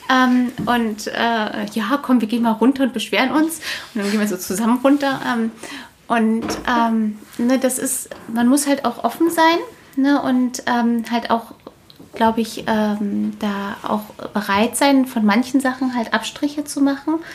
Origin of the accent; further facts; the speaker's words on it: Berlin, Germany; Wir sind ja beide Berliner.